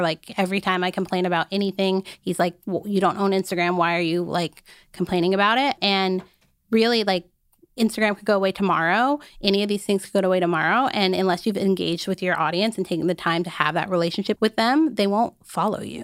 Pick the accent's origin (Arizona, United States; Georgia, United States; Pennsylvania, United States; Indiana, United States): Arizona, United States; I grew up in Arizona.